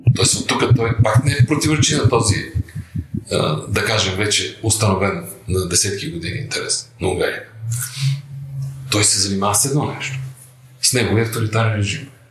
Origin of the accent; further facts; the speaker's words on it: Bulgaria; Аз съм българин